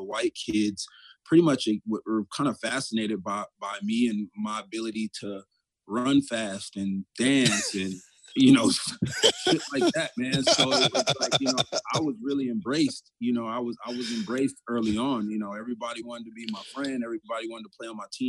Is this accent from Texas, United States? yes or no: no; Rowland Heights, California, United States; also born or lived in South Central Los Angeles; I actually grew up in a small little suburb about an hour east of there called Roland Heights